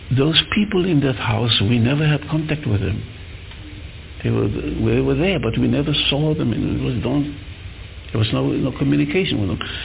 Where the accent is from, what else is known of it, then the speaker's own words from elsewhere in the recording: South Africa; when we grew up in South Africa